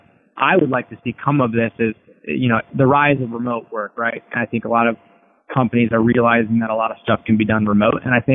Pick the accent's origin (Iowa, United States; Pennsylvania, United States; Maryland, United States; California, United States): Iowa, United States; moved away; I was from Iowa